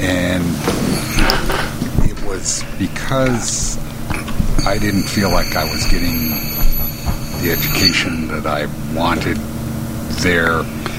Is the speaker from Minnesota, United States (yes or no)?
yes; Minneapolis, Minnesota, United States; also born or lived in Mankato, Minnesota / Lincoln, Nebraska / Robbinsdale, Minnesota; I was born in Minneapolis. Lived here most of the time, except for when I went to college. I went to Mankato State, Mankato is about 90 miles southwest